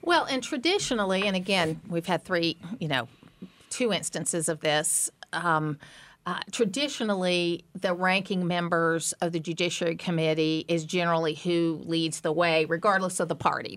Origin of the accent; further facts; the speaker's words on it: Atlanta, Georgia, United States; Atlanta's my hometown